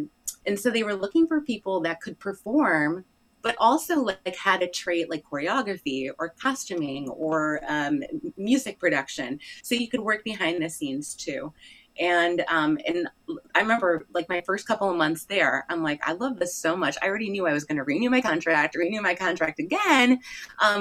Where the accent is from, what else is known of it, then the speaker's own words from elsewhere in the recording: Ohio, United States; moved away as an adult; also born or lived in South Korea; now in Texas, United States; I'm from Ohio.